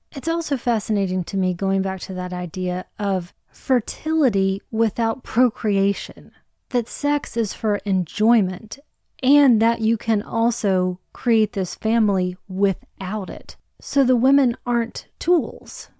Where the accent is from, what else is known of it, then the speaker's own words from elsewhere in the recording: United States; As an American